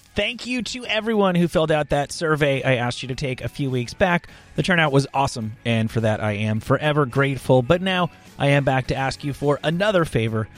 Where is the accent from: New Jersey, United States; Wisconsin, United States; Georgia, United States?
New Jersey, United States; I grew up in New Jersey as well